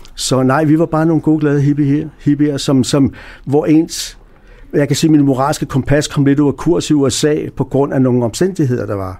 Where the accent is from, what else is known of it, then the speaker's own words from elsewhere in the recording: Denmark; moved away; jeg kommer fra Danmark